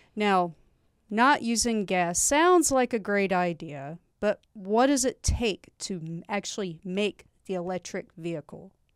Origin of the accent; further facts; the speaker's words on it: Georgia, United States; moved away; I am from Georgia